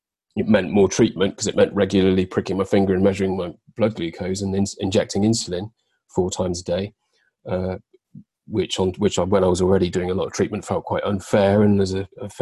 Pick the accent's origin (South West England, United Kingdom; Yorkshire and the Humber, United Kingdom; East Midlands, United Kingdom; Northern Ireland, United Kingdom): South West England, United Kingdom; Devon; also born or lived in London; I moved from London, where I was living, back down to Devon, which is where my family are